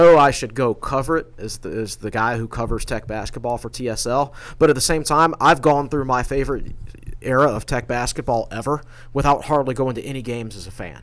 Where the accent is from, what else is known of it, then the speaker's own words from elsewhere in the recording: Danville, Virginia, United States; I grew up in Southside, Virginia